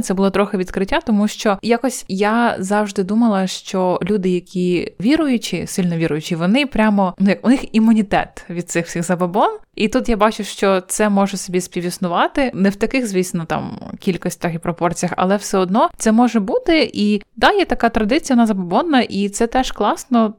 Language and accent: Ukrainian; Poltava Oblast, Ukraine; я сама з Полтавщини.